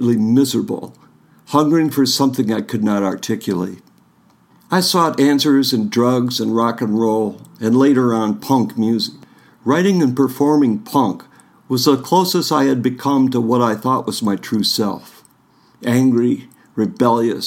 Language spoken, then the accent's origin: English; northern Michigan, United States; I grew up in a small town in northern Michigan